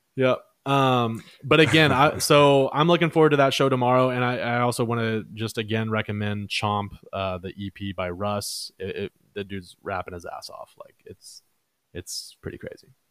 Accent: Dallas, Texas, United States; also born or lived in Mansfield, Texas; Oak Cliff. That's my hood.

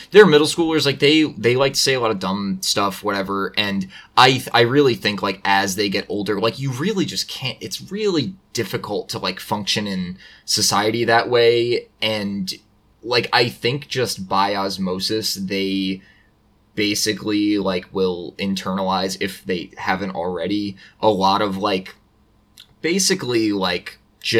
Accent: New York, United States; I'm also from New York

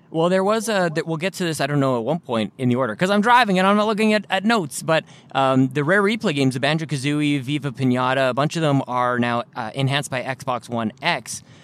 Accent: Canada; I'm from Canada.

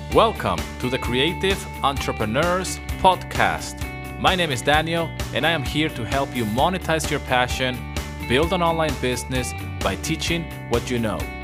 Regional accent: Venezuela; moved away as an adult; also born or lived in London, United Kingdom; I was born in London, but I grew up in Venezuela.

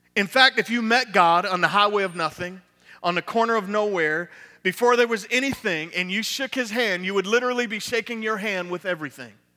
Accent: Niagara Falls, New York, United States; now in Tampa, United States; from Tampa, Florida, originally from Niagara Falls, New York

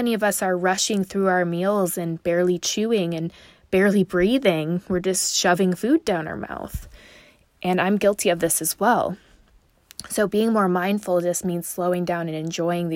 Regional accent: Chicago, Illinois, United States; now in Dallas, United States; I grew up in Chicago and I live in Dallas now

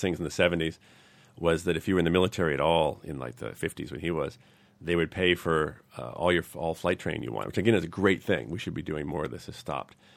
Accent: New England, United States; I'm from New England

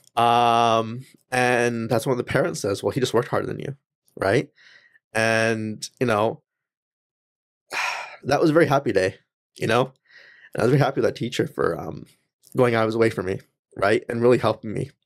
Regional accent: Langley, British Columbia, Canada; first language English; when I was born and raised here, English is my first language

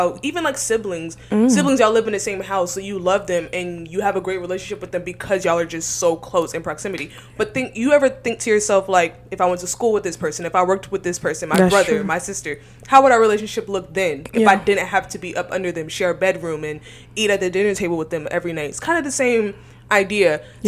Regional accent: Atlanta, Georgia, United States; moved away as an adult; now in Houston, United States; I'm from Georgia, and I moved to UH without knowing nobody.

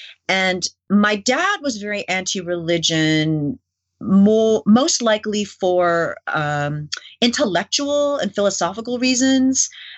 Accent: New York City, New York, United States; born there; I was born in New York City, and I was the only person in my family that was born in the U.S. because both my parents were born in Korea and then my siblings were born in Canada.

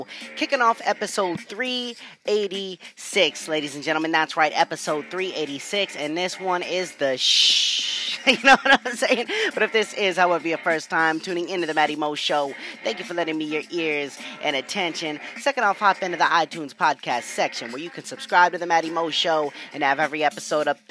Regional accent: New England, United States; I'm from New England

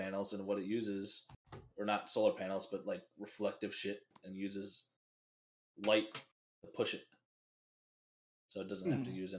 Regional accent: United States; We're American, bro.

